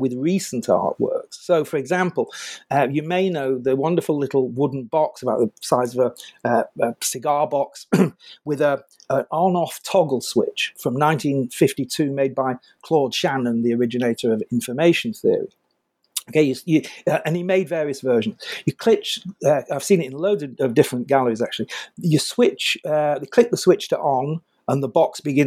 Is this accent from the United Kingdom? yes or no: yes; United Kingdom; I'm British